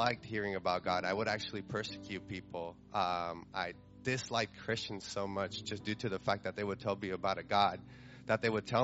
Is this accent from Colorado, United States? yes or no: yes; Carbondale, Colorado, United States; I'm from Carbondale, Colorado.